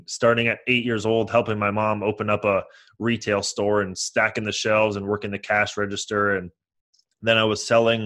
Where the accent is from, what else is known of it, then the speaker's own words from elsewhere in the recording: San Mateo, California, United States; moved away as an adult; now in Los Angeles, United States; I live in LA now, but I grew up in San Mateo, which is in the San Francisco Bay Area